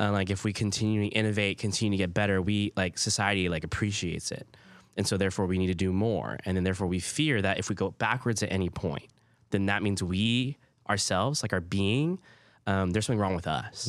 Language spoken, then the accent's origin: English; Hawaii, United States; first language Hawaiian Pidgin; English is a second language; moved away; also born or lived in Oklahoma; growing up in Hawaii